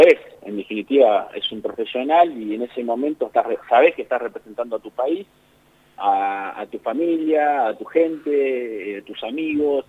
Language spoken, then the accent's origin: Spanish; Argentina